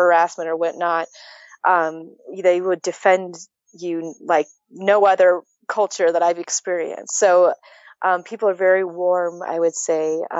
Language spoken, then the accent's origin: English; United States; moved away as an adult; also born or lived in California; now in Kampala, Uganda; Not that I don't love being American.